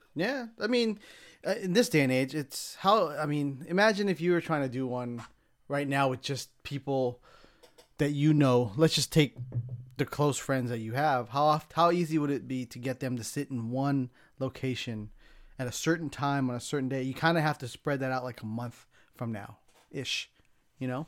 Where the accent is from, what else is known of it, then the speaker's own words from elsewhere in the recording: San Diego, California, United States; moved away as an adult; also born or lived in Los Angeles; now in San Francisco, United States; I grew up in San Diego, so that was kinda, a lot of my childhood was San Diego